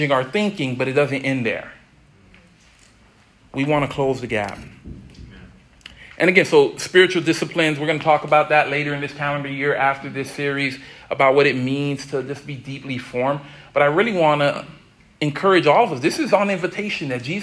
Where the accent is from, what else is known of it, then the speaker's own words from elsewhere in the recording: Miami, Florida, United States; I'm from Miami